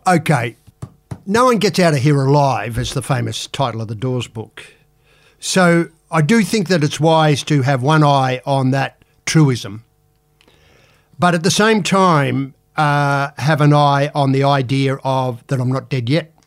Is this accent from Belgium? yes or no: no; Adelaide, South Australia, Australia; growing up in Adelaide